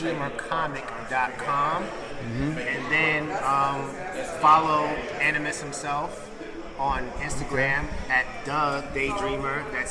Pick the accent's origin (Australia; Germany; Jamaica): Jamaica; accent: Jamaican; now in New York, United States; And as you can hear, my Jamaican accent is pretty much gone.